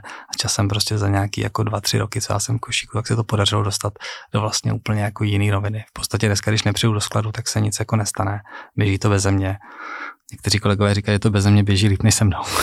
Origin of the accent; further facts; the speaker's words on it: Prague, Czechia; já jsem z Prahy. Uh, žil jsem na Chodově, narodil jsem se jako v Krči